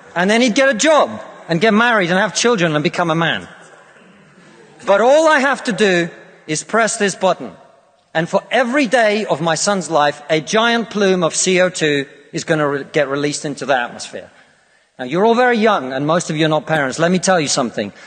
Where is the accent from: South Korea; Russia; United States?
Russia; now in United Kingdom; I come from Russia, which is not a poor country